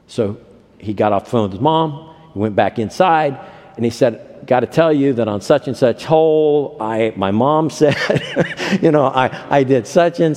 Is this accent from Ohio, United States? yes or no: yes; Ohio, United States; When I was growing up in Ohio